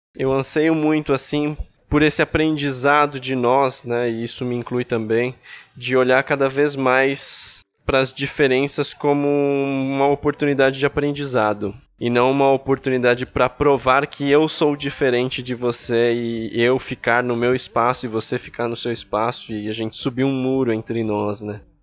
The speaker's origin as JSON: {"language": "Portuguese", "region": "São Paulo", "country": "Brazil", "tie": "born or raised there", "also_born_or_lived": "Ipiranga, São Paulo", "said": "eu nasci e cresci lá em Itaquera"}